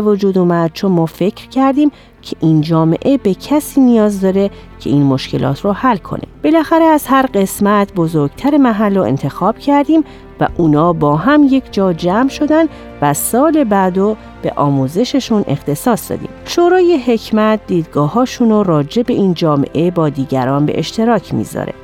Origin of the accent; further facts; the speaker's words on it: Chicago, Illinois, United States; من در شیکاگو بزرگ شدم